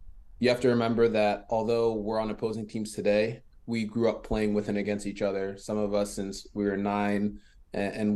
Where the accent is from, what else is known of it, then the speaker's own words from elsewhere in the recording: the DMV, Maryland, United States; first language French; English is a second language; also born or lived in France; growing up in the DMV is unique